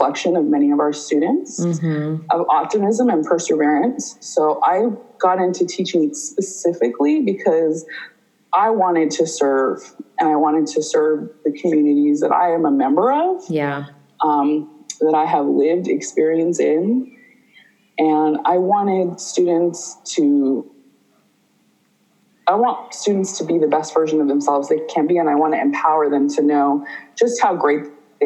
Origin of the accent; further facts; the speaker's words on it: Huntington Beach, California, United States; also born or lived in Santa Ana; I was from Orange County. I spent most of my life in Huntington Beach